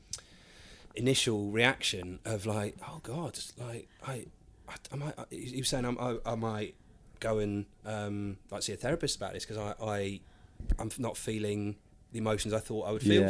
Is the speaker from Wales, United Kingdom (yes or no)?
no; Buckinghamshire, South East England, United Kingdom; I was brought up in Buckinghamshire